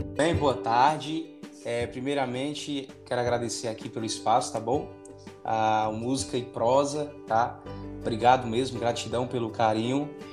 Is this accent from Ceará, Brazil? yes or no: yes; Juazeiro do Norte, Ceará, Brazil; sou natural de Juazeiro do Norte